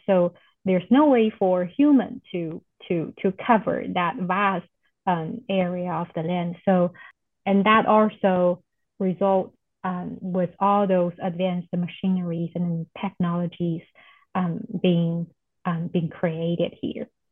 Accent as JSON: {"language": "English", "country": "China", "also_born_or_lived": "Oklahoma, United States", "moved": "as an adult", "lives_now": "Nebraska, United States", "said": "I am originally from China and I came to US for graduate st study"}